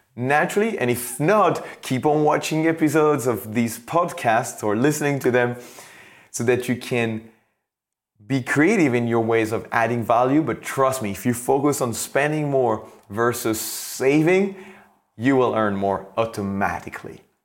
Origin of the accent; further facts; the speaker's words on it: France; I come from France.